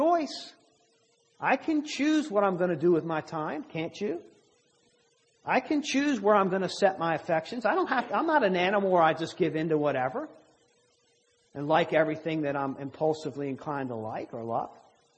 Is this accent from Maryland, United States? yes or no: yes; Maryland, United States; accent: southern; now in Virginia, United States; I'm from Maryland. And when I came here, I've lived here in Virginia much longer now than I lived in Maryland. When I go home, I don't realize it about myself, but apparently I have a southern accent